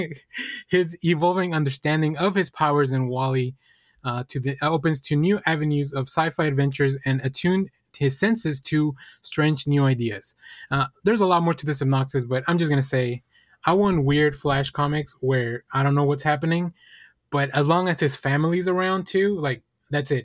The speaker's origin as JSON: {"language": "English", "region": "Texas", "country": "United States", "tie": "born or raised there", "said": "growing up in New York and Texas is still very different"}